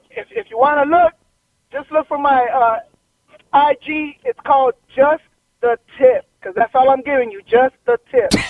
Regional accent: Los Angeles, California, United States; I was born in L.A., but my parents are from Ecuador.

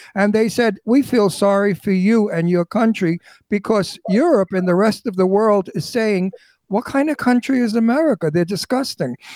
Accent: New York City, New York, United States; I'm from Brooklyn. Brooklyn is right. a tough tough neighborhood, tough people.

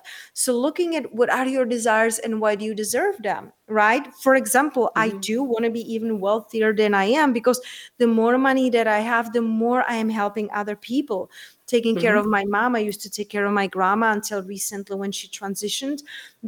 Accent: Czechia; moved away; also born or lived in London, United Kingdom; I'm originally from Czech Republic and I used to live in the UK. I used to live in London

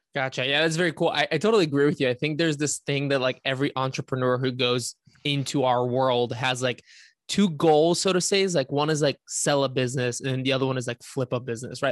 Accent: Bulgaria; moved away; grew up in Bulgaria myself

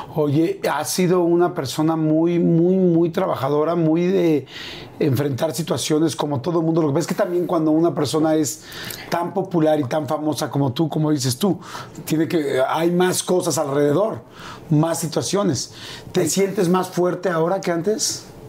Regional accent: Mexico; esos mexicanos que somos así

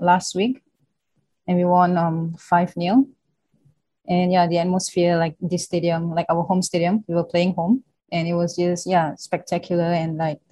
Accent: Singapore; moved away as an adult; now in Kobe, Japan

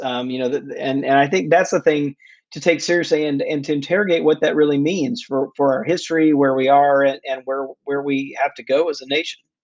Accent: Jackson, Mississippi, United States; I grew up Southern Baptist in Jackson, Mississippi

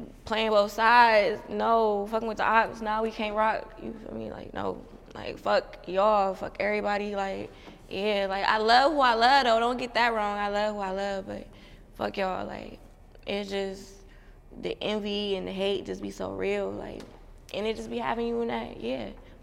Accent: Youngstown, Ohio, United States; I'm from Youngstown, Ohio

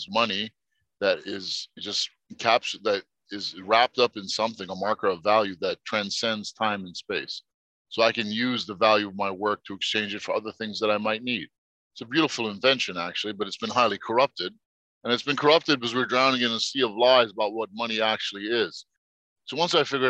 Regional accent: New York, United States; also born or lived in Egypt; So I grew up in New York

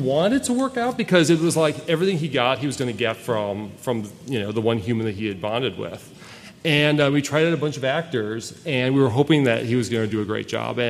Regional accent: Wisconsin, United States; he thought we would get along because we're both from Wisconsin. People from Wisconsin all get along, which is true.

